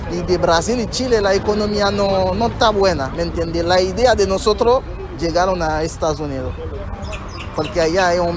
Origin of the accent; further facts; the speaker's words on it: Haiti; now in Mexico; hay una crisis económica y política allá en mi país.